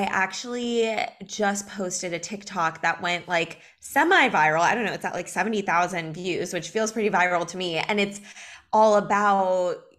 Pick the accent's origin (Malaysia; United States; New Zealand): United States; Los Angeles, California; moved away as an adult; also born or lived in New York; now in Miami Beach, United States; I'm in Miami Beach. I'm from Los Angeles